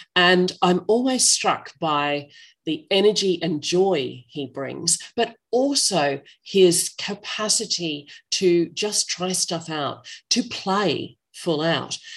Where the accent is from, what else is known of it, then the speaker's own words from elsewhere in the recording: Australia; accent: Australian English; I'm not American, I'm Australian English